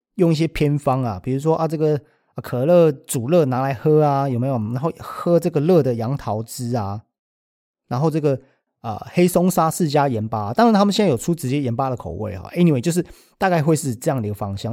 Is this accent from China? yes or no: no; Taiwan; 我们台湾人